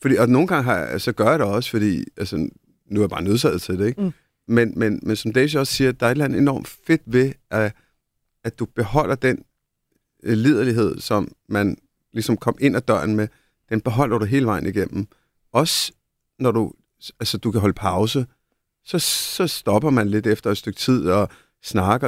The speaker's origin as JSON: {"language": "Danish", "country": "India", "tie": "born or raised there", "moved": "yes", "lives_now": "Denmark", "said": "Nu, jeg er født i Indien."}